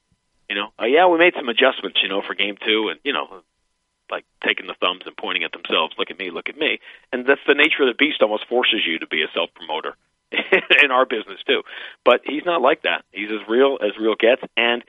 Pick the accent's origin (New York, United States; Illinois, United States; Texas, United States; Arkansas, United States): New York, United States; moved away; I'm a New Yorker. I grew up in New York